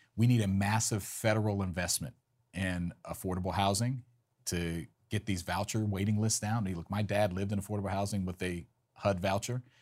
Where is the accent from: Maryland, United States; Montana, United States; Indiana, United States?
Maryland, United States; I'm homegrown. Look, born and raised in Maryland